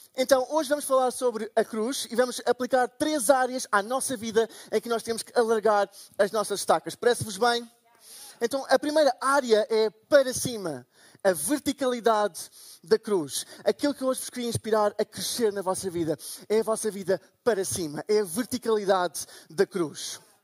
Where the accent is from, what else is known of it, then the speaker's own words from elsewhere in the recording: Portugal; Portugal, eu sou de Portugal